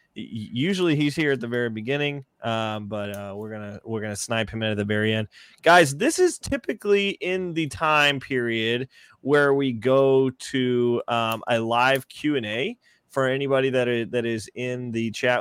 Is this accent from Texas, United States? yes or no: yes; Texas, United States; I grew up in Texas